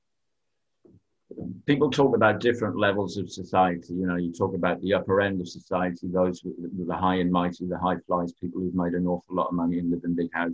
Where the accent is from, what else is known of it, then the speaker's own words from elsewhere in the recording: England, United Kingdom; I'm English